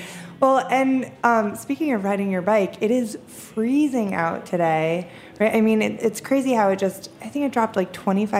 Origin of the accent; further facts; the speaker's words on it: New York, United States; I'm from New York